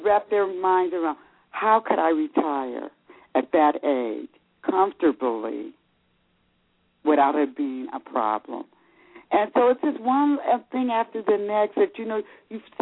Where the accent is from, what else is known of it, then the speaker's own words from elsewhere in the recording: California, United States; moved away as an adult; now in Georgia, United States; I'm from California, but I relocated to Georgia